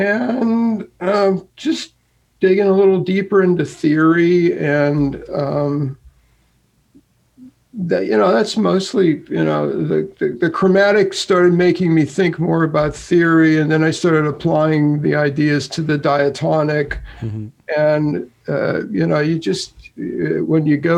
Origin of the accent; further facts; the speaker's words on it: central Pennsylvania, United States; I grew up not far from here. My hometown's only 24 miles away